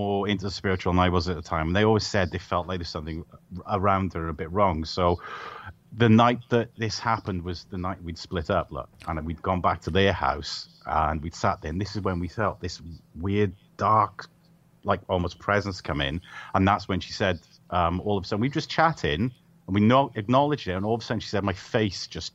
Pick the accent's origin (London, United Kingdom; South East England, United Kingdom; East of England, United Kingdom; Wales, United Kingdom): Wales, United Kingdom; moved away as an adult; I moved from Wales